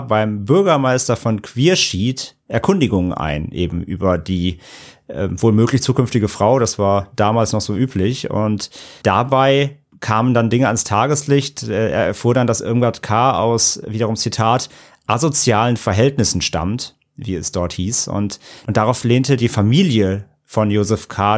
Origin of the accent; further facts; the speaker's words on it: Bad Neuenahr-Ahrweiler, Rhineland-Palatinate, Germany; in meiner Heimatstadt